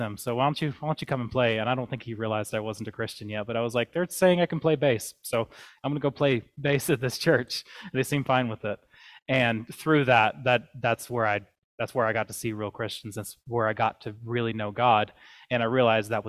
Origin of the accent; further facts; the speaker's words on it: the South, United States; moved away; I grew up in the South